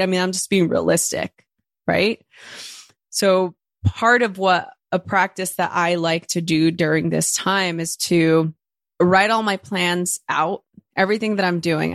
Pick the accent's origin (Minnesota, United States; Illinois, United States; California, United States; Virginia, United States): California, United States; Los Angeles; first language Spanish; English is a second language; growing up in East L A.